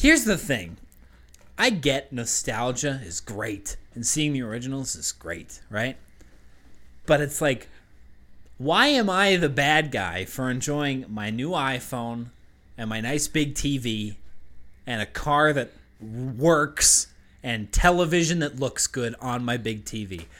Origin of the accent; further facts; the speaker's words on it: Westford, Massachusetts, United States; moved away; we grew up in Massachusetts